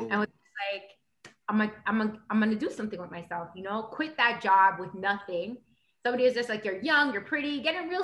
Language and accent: English; Toronto, Ontario, Canada; I'm from Toronto. You know, grew up in a bad neighborhood